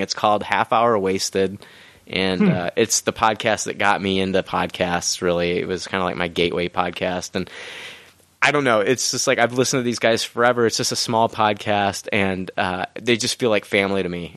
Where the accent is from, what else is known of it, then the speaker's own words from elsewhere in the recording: Peoria, Illinois, United States; moved away as an adult; now in Decatur, United States; I'm originally from Peoria